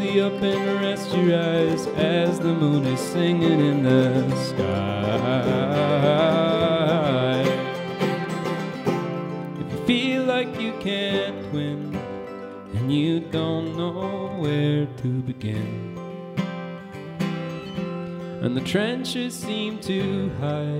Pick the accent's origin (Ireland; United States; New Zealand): Ireland; Galway, Connacht; two sets of brothers. We come from Galway in Ireland